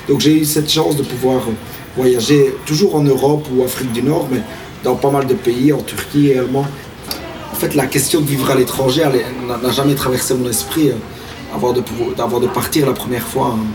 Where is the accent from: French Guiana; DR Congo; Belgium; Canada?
Belgium; now in Spain; Je suis en Espagne, je viens de Belgique, j'ai vécu en Australie, en Nouvelle-Zélande, en Belgique, en Irlande, à Malte et en Espagne.